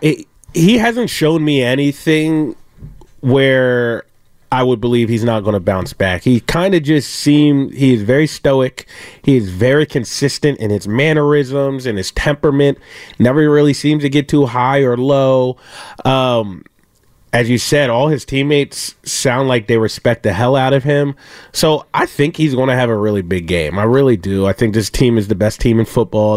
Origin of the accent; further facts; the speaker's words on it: Philadelphia, Pennsylvania, United States; moved away as an adult; also born or lived in Washington; now in San Francisco, United States; I'm from Philadelphia